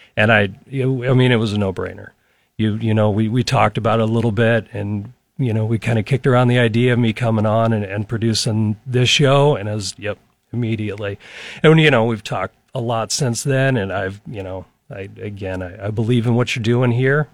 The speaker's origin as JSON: {"language": "English", "town": "Lincoln", "region": "Nebraska", "country": "United States", "tie": "born or raised there", "said": "I was born and raised in Lincoln"}